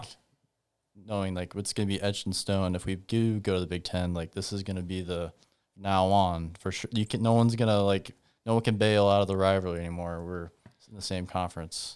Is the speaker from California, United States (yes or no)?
no; Humboldt, Iowa, United States; grew up in, uh, Humboldt